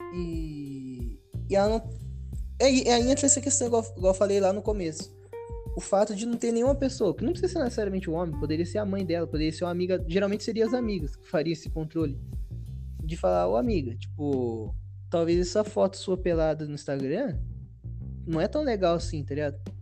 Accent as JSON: {"language": "Portuguese", "country": "Brazil", "tie": "born or raised there", "said": "eu nasci aqui no Brasil"}